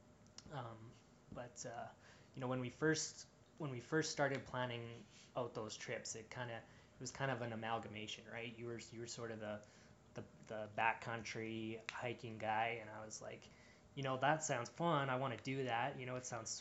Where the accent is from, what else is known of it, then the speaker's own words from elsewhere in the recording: Edmonton, Alberta, Canada; I'm from Edmonton